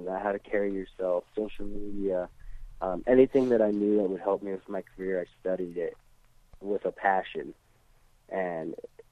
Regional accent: Kalispell, Montana, United States; also born or lived in South Weymouth, Massachusetts; I was born in South Weymouth, Massachusetts, and when I was a couple months old, my mom moved me to Montana

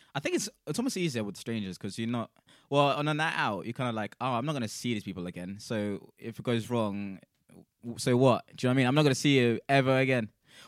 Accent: South Africa; now in United Kingdom; I'm South African as well

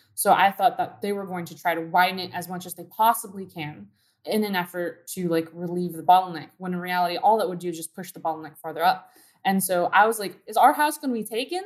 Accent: Downey, California, United States; I grew up in Downey next to a freeway

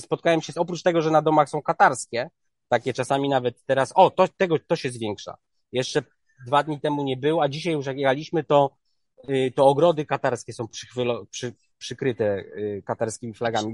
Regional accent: Poland; jestem z Polski

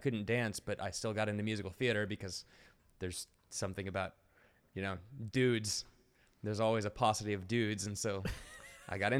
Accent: Texas, United States; I was born in Texas

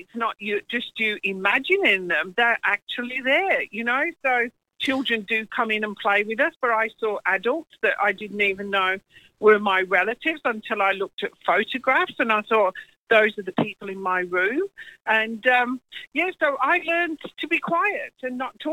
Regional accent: England, United Kingdom; now in New Zealand; I'm English. I live in New Zealand. Been there 39 years now.

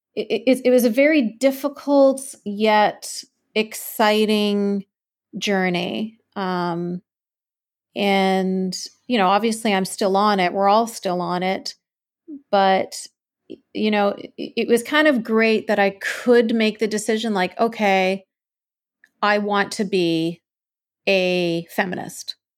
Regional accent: Canada; I was born and raised in Canada.

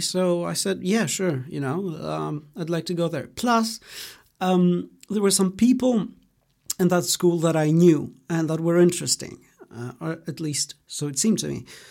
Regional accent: Greece; English is a second language; also born or lived in Germany; So I was born in Greece, um, in you know my hometown, uh, the place where I've lived most of my life. Uh, but I grew up in Germany

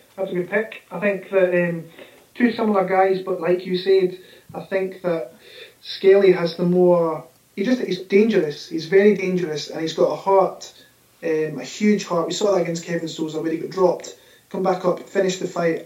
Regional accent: Scotland, United Kingdom; my hometown from my home country, Scotland

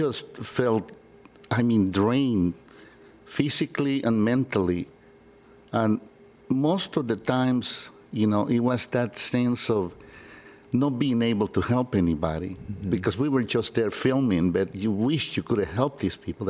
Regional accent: San Salvador, El Salvador; moved away; Born and raised in San Salvador, El Salvador.

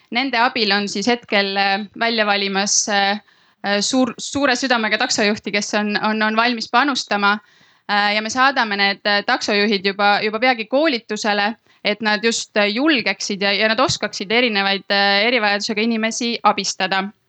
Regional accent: Tallinn, Harju County, Estonia; me oleme ise kõik Tallinnast

